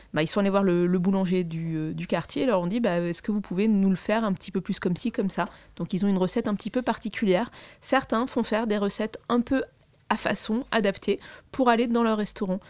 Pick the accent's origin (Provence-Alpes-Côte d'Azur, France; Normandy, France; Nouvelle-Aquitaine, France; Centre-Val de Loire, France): Provence-Alpes-Côte d'Azur, France; Marseille; je suis marseillaise, alors je prononce les S